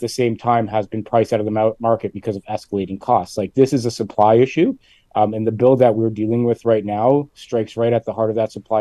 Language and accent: English; Hamilton, Ontario, Canada; I'm from Hamilton